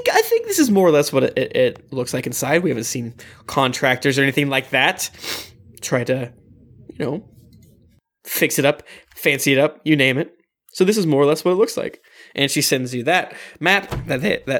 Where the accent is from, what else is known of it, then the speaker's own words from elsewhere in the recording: Florida, United States; I was raised in Florida